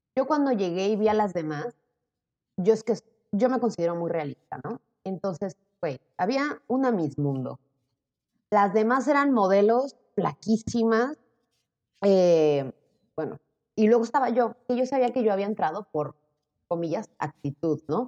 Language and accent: Spanish; Puebla, Mexico; accent: Mexican; moved away as an adult; also born or lived in Zacatecas, Mexico / Playa del Carmen, Mexico; now in Valencia, Spain; yo como crecí ahora sí con, pues, mexicanos toda la vida, pues yo pensaba que yo era mexicana, yo no tenía acento